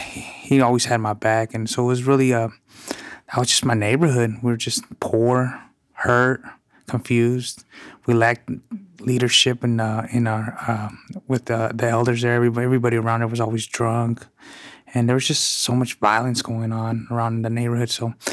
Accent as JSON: {"language": "English", "town": "Mount Vernon", "region": "Washington", "country": "United States", "tie": "born or raised there", "said": "I'm a former gang member. I grew up in Mount Vernon and did a lot of prison and juvenile institution time"}